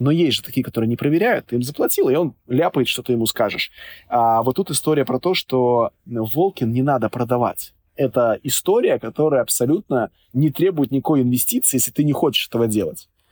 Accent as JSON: {"language": "Russian", "region": "Minsk", "country": "Belarus", "tie": "born or raised there", "said": "я вот сам родом из Минска"}